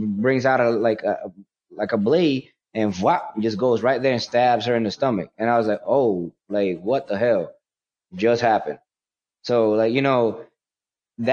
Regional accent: New York City, New York, United States; born there; also born or lived in Puerto Rico; Like, I was born in New York, Manhattan, Washington Heights, in the time where a lot of drugs was happening

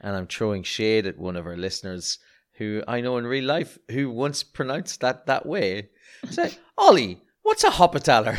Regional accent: Ireland; as an Irishman

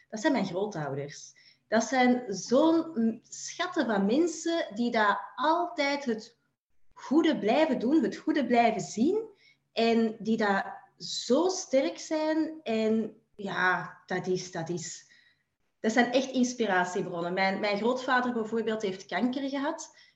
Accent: Belgium; Ik ehm, kom uit België.

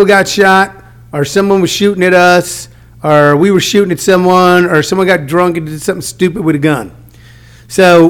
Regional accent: House Springs, Missouri, United States; I grew up in a country town. I grew up in House Spring, Missouri.

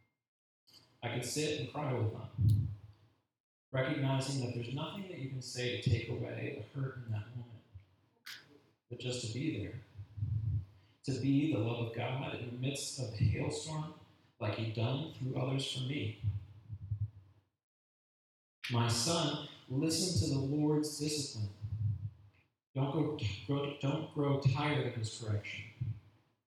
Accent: United States; being an American makes it hard to be a Christian sometimes

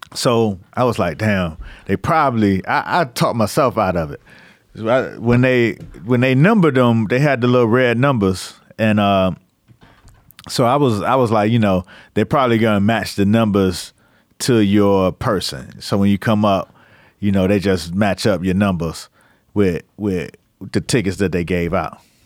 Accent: Miami, Florida, United States; moved away as an adult; I was from Miami

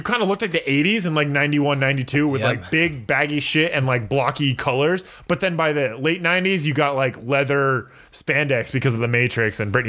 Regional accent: California, United States; As a Californian

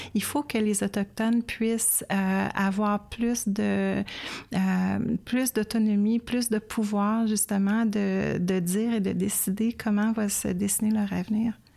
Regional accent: Canada; en tant que Canadienne

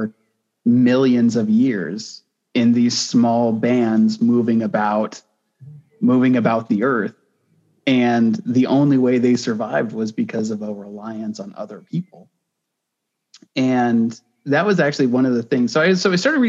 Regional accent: United States; I was born in America

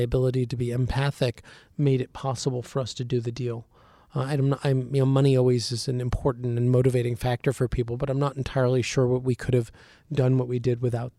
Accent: United States; as an American.

